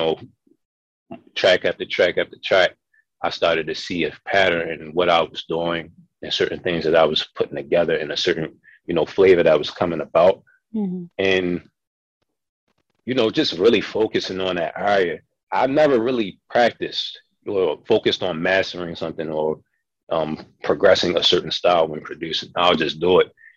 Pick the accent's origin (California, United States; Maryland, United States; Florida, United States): Maryland, United States; Baltimore; I'm from Baltimore City, born and raised